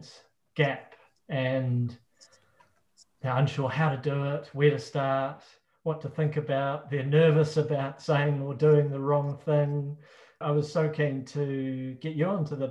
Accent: Christchurch, Canterbury, New Zealand; I grew up down in Christchurch

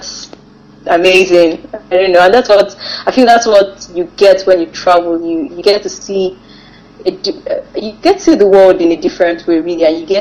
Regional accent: Nigeria; traveling as a Nigerian

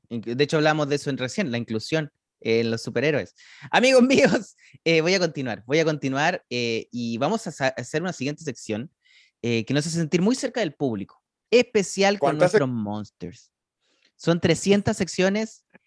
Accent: Chile; como chileno que yo sí sabía lo que era la zampoña, y no solo eso, yo he tocado la zampoña. En mi escuela nos obligaban a tocar la zampoña

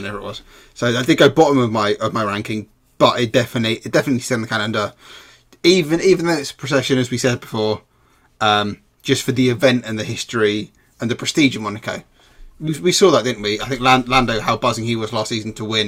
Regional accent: United Kingdom; as a British fan

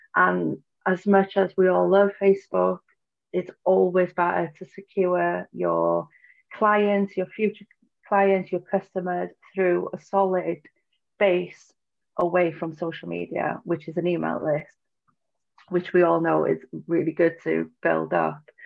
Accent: Snowdonia, North Wales, United Kingdom; I'm from Snowdonia in North Wales in the UK

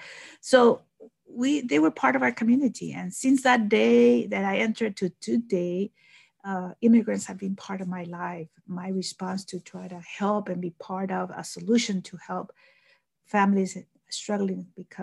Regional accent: Rio Grande Valley, Texas, United States; also born or lived in Mexico; I grew up here in the Rio Grande Valley

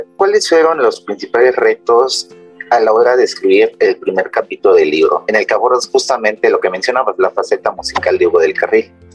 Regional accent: Mexico; en mi país, que es México

